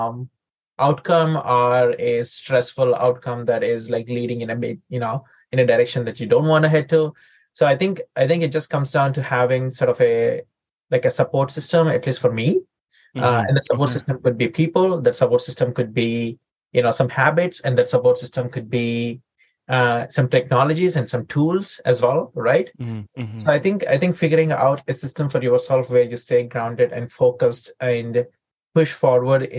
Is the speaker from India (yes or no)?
yes; India; moved away as an adult; also born or lived in St. Louis, United States / San Diego, United States; now in United States; I grew up in India and I came to the United States when I was 21